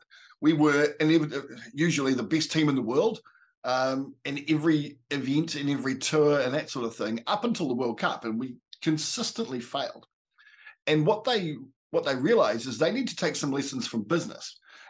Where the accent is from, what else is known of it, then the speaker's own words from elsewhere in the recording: New Zealand; I'm a Kiwi